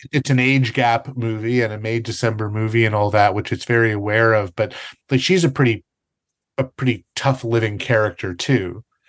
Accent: Canada; I'm a Canadian

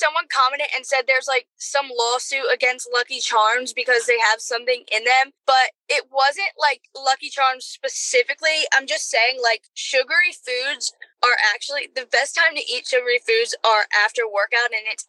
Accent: Philadelphia, Pennsylvania, United States; Because I'm from Philly, honey.

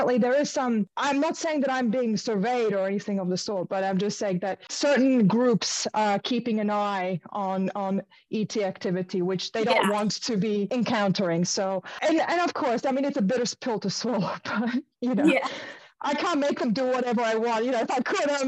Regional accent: Melbourne, Victoria, Australia; I'm from Melbourne

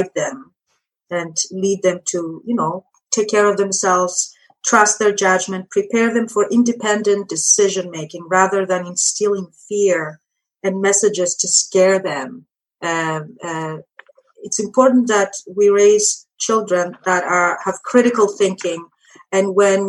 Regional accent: Greece; now in United States; I come from Greece, Europe.

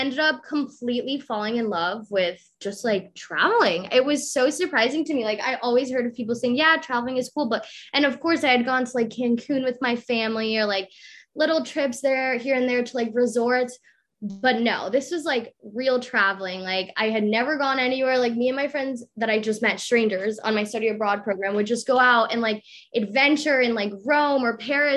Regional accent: Colombia; I was born in Colombia.

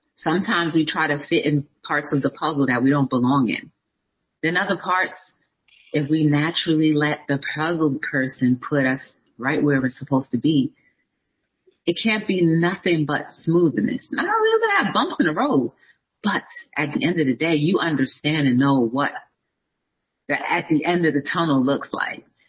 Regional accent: New Jersey, United States; I'm from New Jersey

